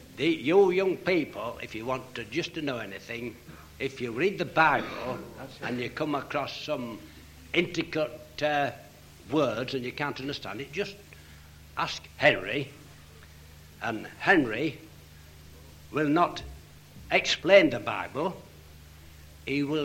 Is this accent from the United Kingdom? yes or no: yes; Leeds, Yorkshire and the Humber, United Kingdom; I'm from Leeds